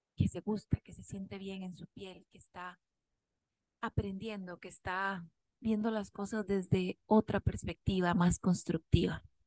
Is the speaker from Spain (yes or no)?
no; Costa Rica; como buenos ticos